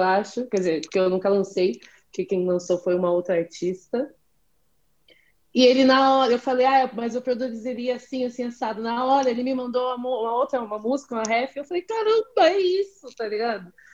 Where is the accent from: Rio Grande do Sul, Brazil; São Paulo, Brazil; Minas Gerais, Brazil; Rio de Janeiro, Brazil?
São Paulo, Brazil; Jacareí; eu sou de Jacareí